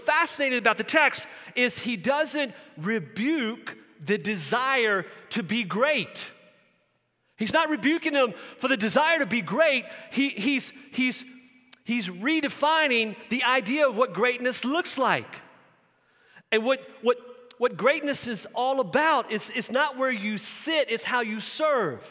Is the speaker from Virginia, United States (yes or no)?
yes; Southern Virginia, United States; growing up in Southern Virginia